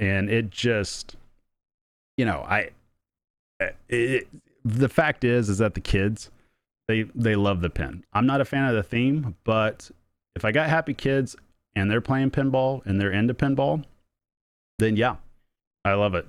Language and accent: English; Oklahoma, United States; I'm from Oklahoma